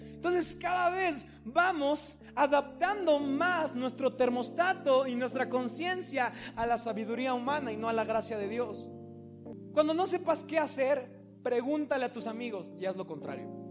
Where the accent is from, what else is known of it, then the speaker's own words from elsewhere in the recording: Mexico; nosotros como mexicanos